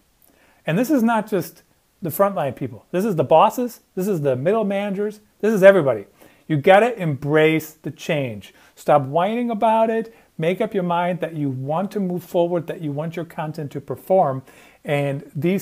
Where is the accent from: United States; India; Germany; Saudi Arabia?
Germany; moved away; I grew up in Germany